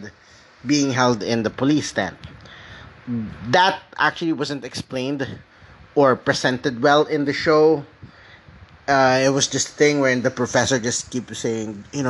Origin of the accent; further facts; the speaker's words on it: Philippines; also born or lived in Metro Manila; I'm from the Philippines